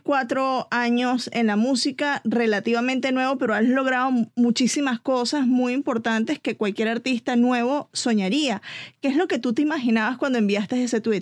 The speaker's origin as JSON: {"language": "Spanish", "country": "Venezuela", "moved": "yes", "lives_now": "Atlanta, United States", "said": "yo soy venezolana"}